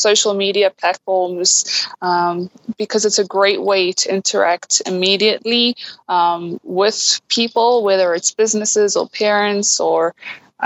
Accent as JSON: {"language": "English", "town": "Durban", "region": "KwaZulu-Natal", "country": "South Africa", "tie": "born or raised there", "moved": "yes", "said": "I know Durban, that's where I'm from originally"}